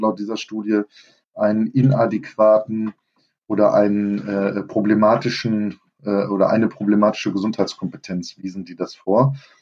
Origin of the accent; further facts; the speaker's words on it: Germany; bei uns in Deutschland